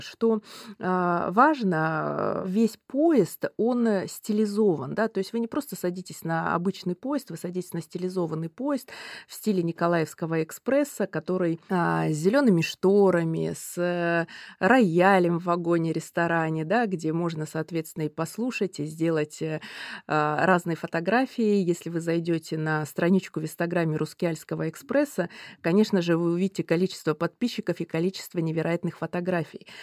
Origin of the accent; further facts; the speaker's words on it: Russia; moved away; я родилась э, на Байкале